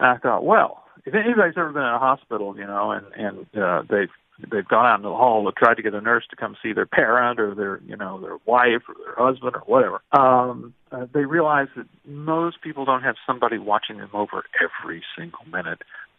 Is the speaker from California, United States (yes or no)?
no; Alabama, United States; I'm from Alabama.